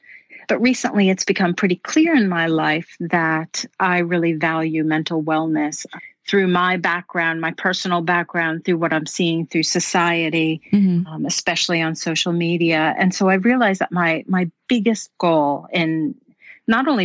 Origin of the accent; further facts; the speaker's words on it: Florida, United States; moved away as an adult; also born or lived in New York; now in Stockholm, Sweden; I'm from Florida, born in New York, raised in Florida, and I moved to Sweden about 20 years ago